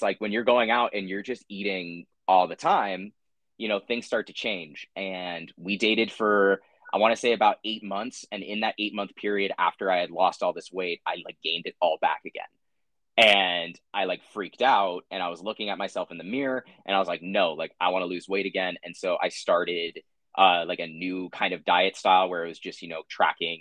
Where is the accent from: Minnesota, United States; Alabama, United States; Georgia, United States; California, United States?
California, United States; San Diego; growing up in San Diego, we had a pool in my backyard